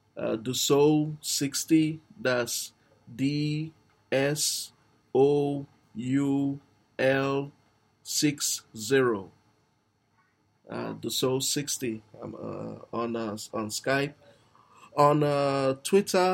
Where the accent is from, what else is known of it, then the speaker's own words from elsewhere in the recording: Nigeria; I'm actually a Nigerian